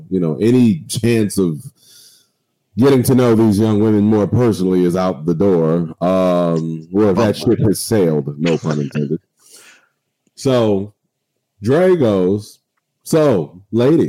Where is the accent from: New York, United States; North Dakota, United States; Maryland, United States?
Maryland, United States; Waldorf; I'm from Charles County. I'm from Waldorf